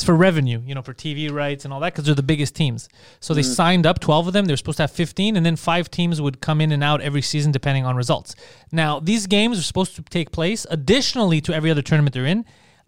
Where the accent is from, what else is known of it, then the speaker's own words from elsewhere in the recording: Mississauga, Ontario, Canada; Crikey, yeah, we're from Mississauga.